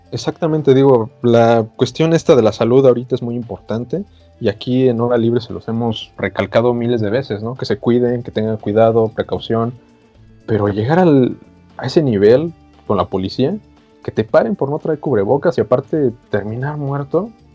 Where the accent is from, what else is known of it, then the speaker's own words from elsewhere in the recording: Mexico; nosotros como mexicanos